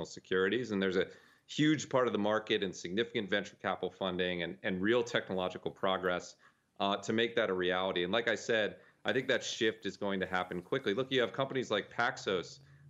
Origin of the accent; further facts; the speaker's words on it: United States; as an American citizen